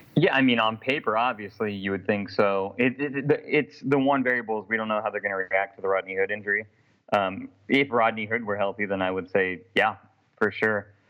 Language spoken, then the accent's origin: English; Portland, Oregon, United States; moved away as an adult; now in New Orleans, United States; I'm from Portland, Oregon, born and raised from Portland. Moved to New Orleans for a job opportunity literally a year ago.